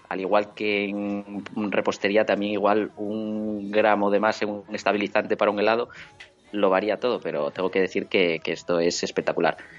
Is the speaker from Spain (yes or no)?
yes; Oviedo, Asturias, Spain; also born or lived in Gijón; Nací en Oviedo